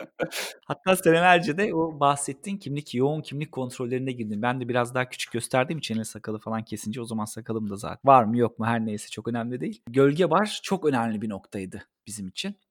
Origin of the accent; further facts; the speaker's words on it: Ankara, Turkey; benim doğduğum ev Kızılay'da